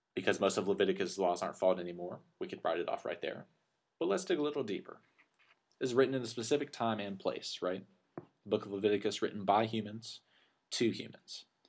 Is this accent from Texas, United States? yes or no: yes; Lubbock, Texas, United States; my high school in my hometown